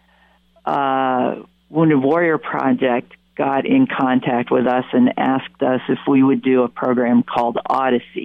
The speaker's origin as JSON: {"language": "English", "region": "Pennsylvania", "country": "United States", "also_born_or_lived": "Windham, New York", "moved": "yes", "said": "I'm from Pennsylvania."}